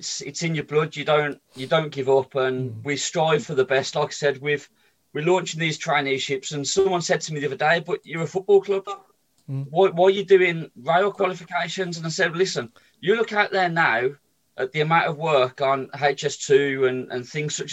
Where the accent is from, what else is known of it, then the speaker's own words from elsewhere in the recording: Birmingham, West Midlands, United Kingdom; I was brought up in Sheldon